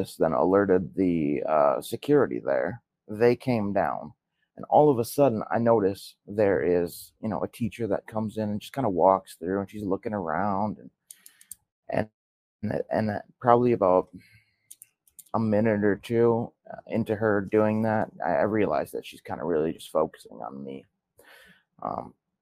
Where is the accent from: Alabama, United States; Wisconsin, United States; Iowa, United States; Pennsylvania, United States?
Wisconsin, United States; Milwaukee; I was born in Milwaukee, Wisconsin. And I was born in 92. So I'm 30 years old right now. I lived in Milwaukee with both of my parents till the mid 2000s